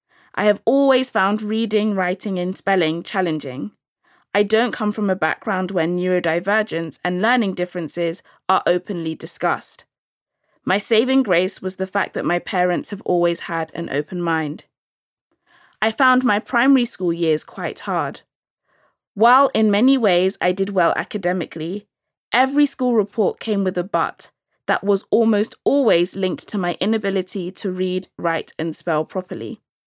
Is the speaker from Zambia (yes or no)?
no; London, United Kingdom; I'm from London and I'm of Nigerian Igbo heritage.